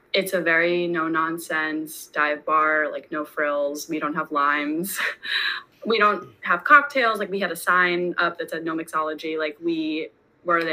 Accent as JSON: {"language": "English", "region": "New York", "country": "United States", "tie": "born or raised there", "said": "I'm born and raised in New York."}